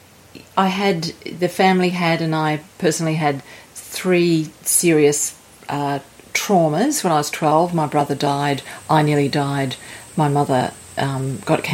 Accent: Sydney, New South Wales, Australia; moved away; I'm from Sydney, Australia

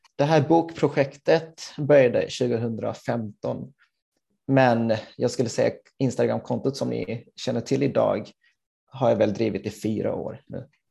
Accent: Helsingborg, Skåne, Sweden; moved away as an adult; also born or lived in Gothenburg; jag är född och uppvuxen i Helsingborg

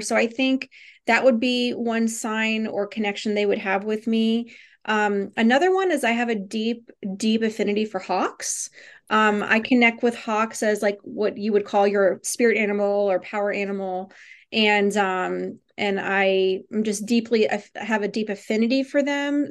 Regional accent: Virginia, United States; I grew up in Virginia

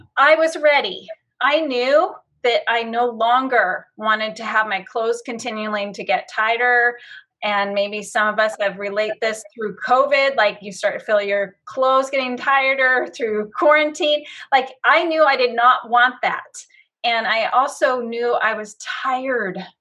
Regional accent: Battle Ground, Washington, United States; I have lived in this cute little town called Battleground for most of my life, moved here when I was 3

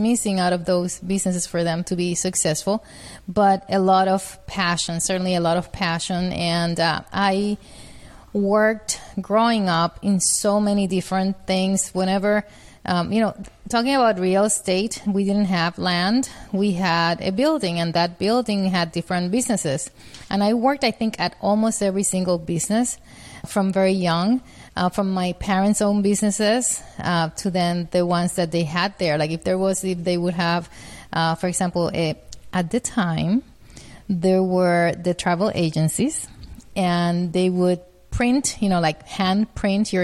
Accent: Puerto Rico; I'm from Puerto Rico. That's where I grew up with a family of four children

